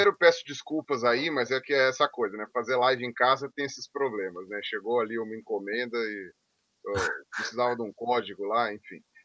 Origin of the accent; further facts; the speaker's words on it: Brazil; como brasileiros